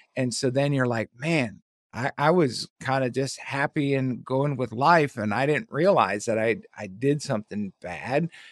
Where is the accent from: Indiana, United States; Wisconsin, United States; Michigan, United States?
Wisconsin, United States; Milwaukee; now in Havelock, North Carolina, United States; I was born and raised in Milwaukee